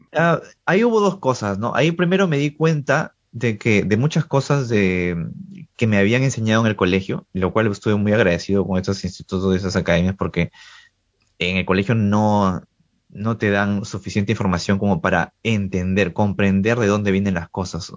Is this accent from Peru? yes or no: yes; Trujillo, La Libertad, Peru; also born or lived in Lima; Yo soy de Trujillo, una provincia de Perú